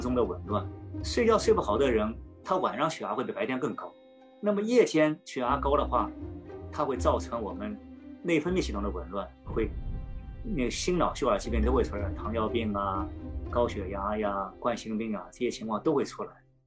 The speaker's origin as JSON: {"language": "Chinese", "country": "China", "said": "我们中国人讲闻鸡起舞，是吧？"}